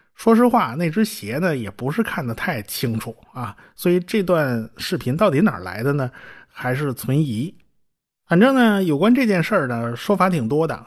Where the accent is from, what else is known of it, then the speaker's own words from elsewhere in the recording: China; 我们中国人